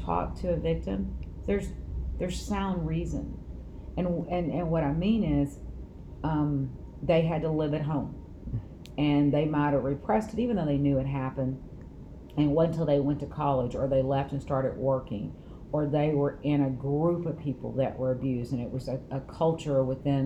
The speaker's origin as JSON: {"language": "English", "town": "Kaufman", "region": "Texas", "country": "United States", "tie": "born or raised there", "also_born_or_lived": "Dallas, Texas", "said": "I am born and raised in Kaufman County"}